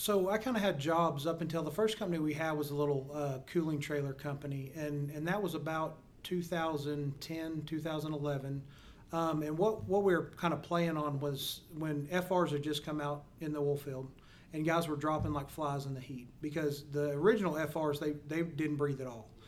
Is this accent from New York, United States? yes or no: no; Perrin, Texas, United States; grew up in a small town uh, called Perrin, Texas